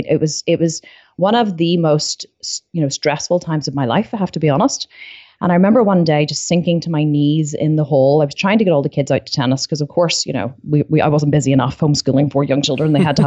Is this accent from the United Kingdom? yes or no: no; Ireland; I had this really strong urge to say it in like an American accent, which would be really bad because I'm Irish. But what's up is not a very Irish thing.